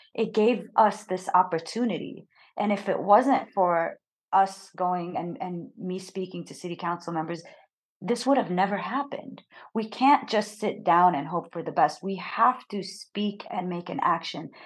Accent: United States; growing up in the United States, I never heard any Arabic speaking or any representation of me or my people.

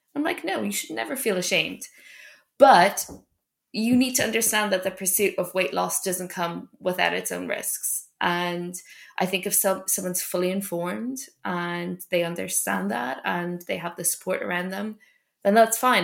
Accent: Ireland; moved away; I grew up in Ireland

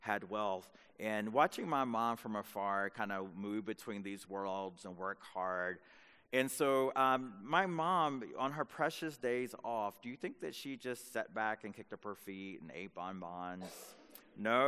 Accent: North Carolina, United States; where I grew up in North Carolina as a young boy

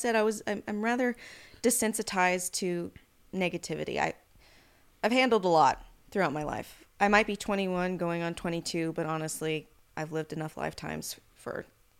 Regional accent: Arcata, California, United States; also born or lived in Sacramento, United States / Yucca Valley, United States; Originally, I was born in Sacramento, California, and then I grew up mainly in Northern California around Arcata, McKinleyville, and then I spent the last few years in California in the Mojave, Yucca Valley, Palm Springs area.

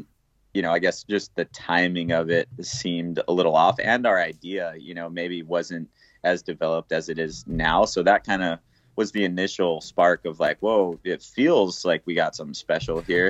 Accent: Puerto Rico; growing up in Puerto Rico, surfing the different waves that the island has to offer

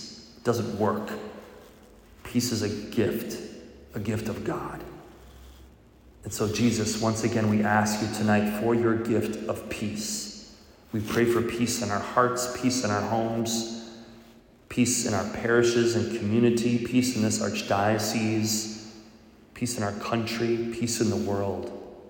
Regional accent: Milwaukee, Wisconsin, United States; If you don't know, I'm a cheesehead. I grew up in Milwaukee.

